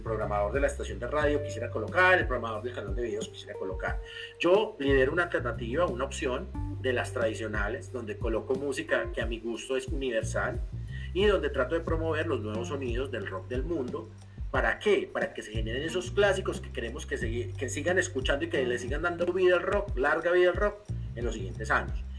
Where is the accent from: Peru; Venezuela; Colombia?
Colombia; Medellín, Antioquia; los que somos de barrio de Buenos Aires, yo soy